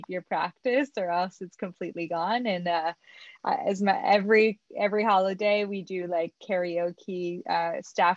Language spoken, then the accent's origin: English; near Montreal, Quebec, Canada; first language French; English is a second language; I was born in Montreal, Canada, or just outside of Montreal in a small town. My first language is French, actually.